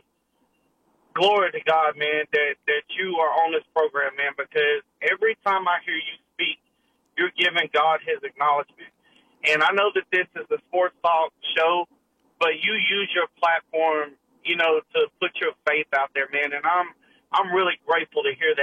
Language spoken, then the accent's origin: English; Nashville, Tennessee, United States; I grew up in Nashville, Tennessee